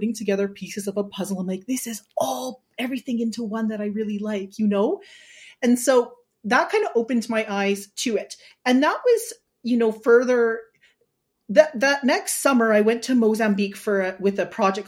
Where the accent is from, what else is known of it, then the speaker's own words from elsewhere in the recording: Regina, Saskatchewan, Canada; also born or lived in Toronto; I came back to Regina to work, my hometown in 2014